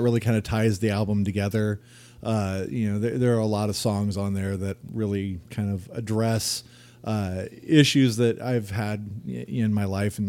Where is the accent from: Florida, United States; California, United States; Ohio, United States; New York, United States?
California, United States; Anaheim; also born or lived in Sacramento, California; now in Auburn, United States; I have lived a fairly broad cross section of California. I was born in Anaheim, moved up to Sacramento in the mid 80s and with my family.